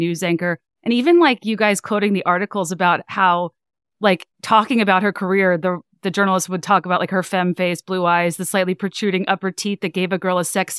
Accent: Richmond, Virginia, United States; I'm from Richmond, Virginia.

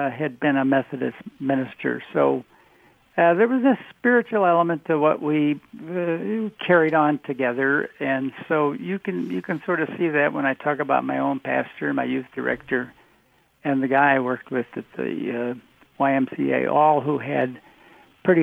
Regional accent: Oak Park, Illinois, United States; I grew up in Oak Park, Illinois

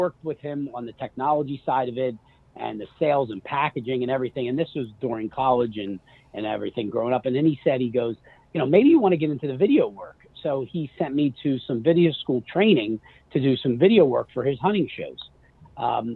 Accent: outside of Philadelphia, Pennsylvania, United States; I was born and raised outside of Philadelphia

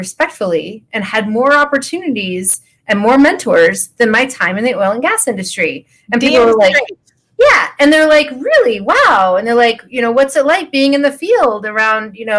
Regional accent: Idaho Falls, Idaho, United States; now in Colorado, United States; I'm a small town girl. I'm from Idaho Falls, Idaho

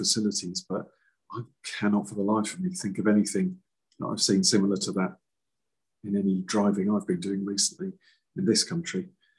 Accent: Felixstowe, East of England, United Kingdom; I grew up in Felixstowe. I love Felixstowe greatly

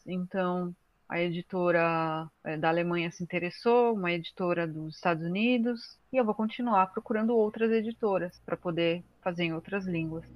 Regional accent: Brazil; Sou brasileira

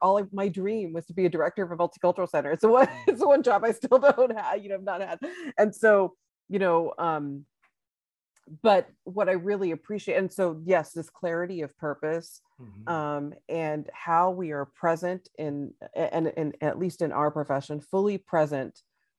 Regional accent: Texas, United States; I'm from Texas. I'm in Austin, Texas right now

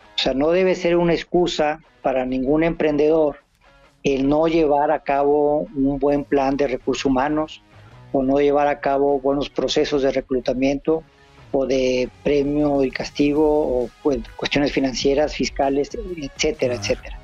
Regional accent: northern Mexico, Mexico; soy norteño y acá la cerveza se toma como agua

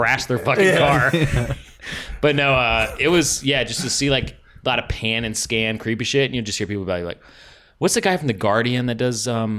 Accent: the South, United States; moved away; also born or lived in Mississippi; I grew up in the South

